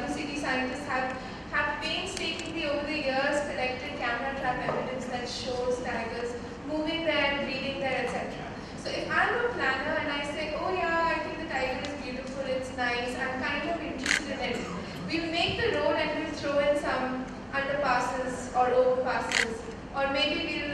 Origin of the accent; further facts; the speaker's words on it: Delhi, India; I'm from Delhi, I was born there